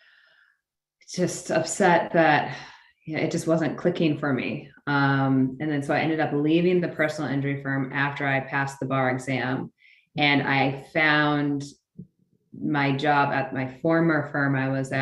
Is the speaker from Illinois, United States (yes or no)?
yes; Peoria, Illinois, United States; moved away as an adult; now in Los Angeles, United States; Grew up in central Illinois, in a town called Peoria